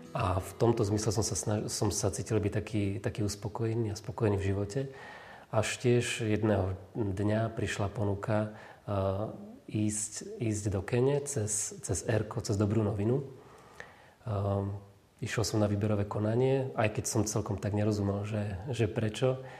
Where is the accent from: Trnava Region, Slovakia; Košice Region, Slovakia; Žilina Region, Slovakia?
Trnava Region, Slovakia; Šamorín; moved away as an adult; now in Belušské Slatiny, Slovakia; vrátiť sa medzi našich do Šamorína